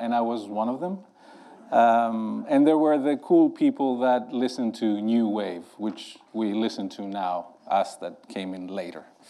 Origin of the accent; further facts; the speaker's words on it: Greece; I grew up in Greece